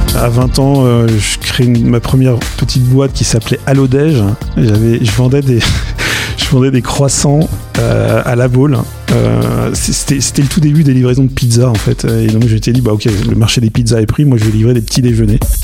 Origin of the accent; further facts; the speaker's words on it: Nantes, Pays de la Loire, France; also born or lived in Edinburgh; Je suis marié, nantais. En fait, je suis nantais d'origine même. J'ai été me balader pendant mes études, mais je suis revenu pour bosser et entreprendre